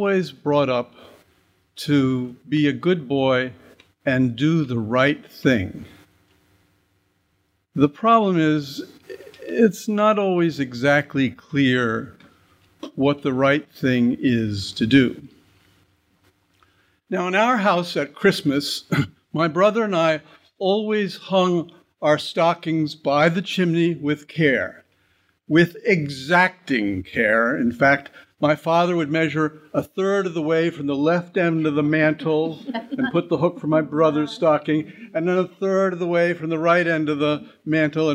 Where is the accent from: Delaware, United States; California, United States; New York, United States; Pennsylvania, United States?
New York, United States; Great Neck; I grew up in Great Neck on the North Shore of Long Island